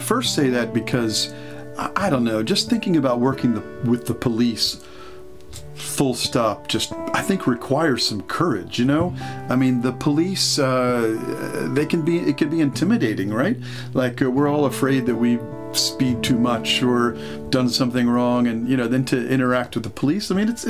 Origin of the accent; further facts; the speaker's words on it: Norfolk, Virginia, United States; I grew up just the next city over, Norfolk